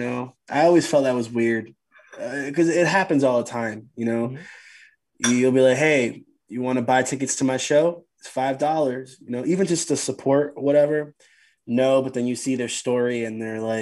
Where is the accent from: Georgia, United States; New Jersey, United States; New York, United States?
New Jersey, United States